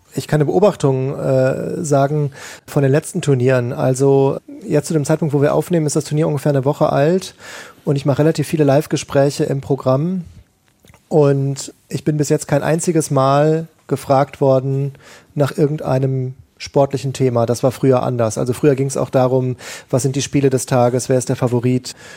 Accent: Ruhr area, North Rhine-Westphalia, Germany; ich komme aus dem Ruhrgebiet gebürtig, da ist Fußball eins der ganz wichtigen Themen

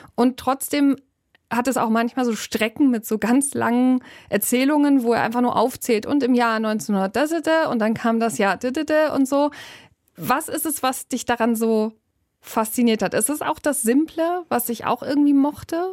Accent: Germany; bei uns in Deutschland

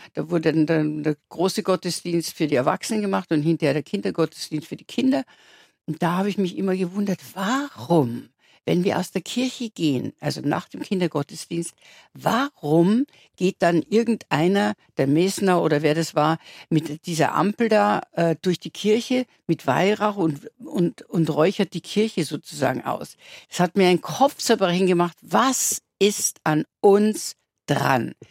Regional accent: Landau an der Isar, Bavaria, Germany; moved away; also born or lived in London / Munich; bei uns in Landau natürlich gab es noch gar keine, da gab es die Realschule, auf der ich ja dann war auch

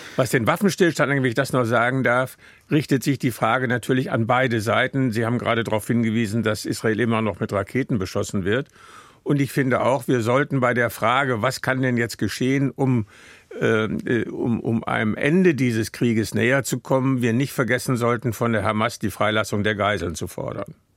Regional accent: Münster, North Rhine-Westphalia, Germany; Ich äh, bin ja aus Münster

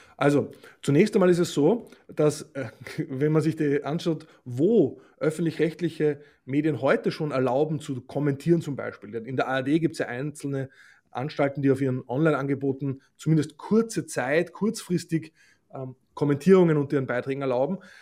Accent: Austria; moved away; also born or lived in Germany; als Österreicher, der in Deutschland in Rundfunkgremien tätig ist

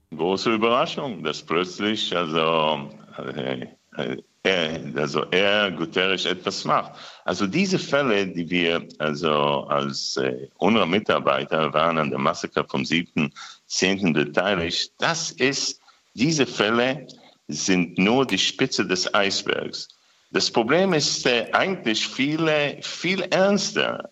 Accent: Israel; wir Israelis

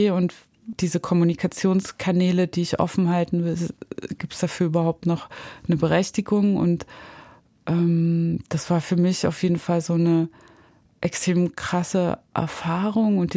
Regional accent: East Germany, Germany; Also wenn ich irgendwie in Deutschland sage, ich bin aus dem Osten und dann bin ich in Kiew, bin ich aber aus dem Westen.

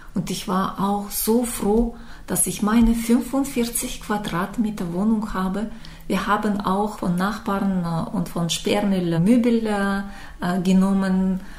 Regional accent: Issyk, Almaty Region, Kazakhstan; German is a second language; moved away as an adult; now in Germany; Ich komme aus Kasachstan, äh, aus kleinen Stadt Isik

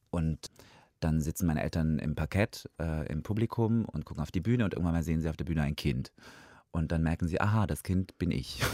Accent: Georgia; first language Russian; German is a second language; moved away; ich bin halt in Georgien geboren

